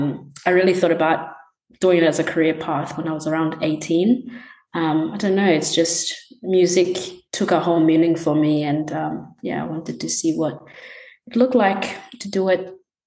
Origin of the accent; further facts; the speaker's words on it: Gold Coast, Queensland, Australia; also born or lived in Tanzania; I was born in Tanzania and lived there until I was like 8. We moved in Australia, moved around a bunch, but I kind of call Queensland, Gold Coast area, my home.